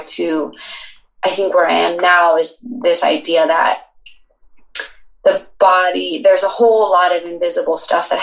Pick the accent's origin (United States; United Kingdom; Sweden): United States; Boulder, Colorado; I lived in Boulder my whole life